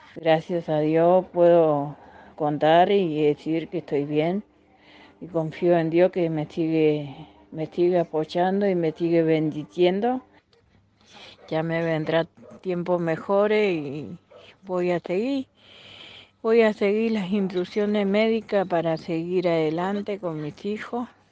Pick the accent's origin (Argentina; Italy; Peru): Argentina; Corrientes; moved away; Soy una correntina con mucho orgullo que, que amo que amo mi provincia, mi ciudad mis campos, mi colonia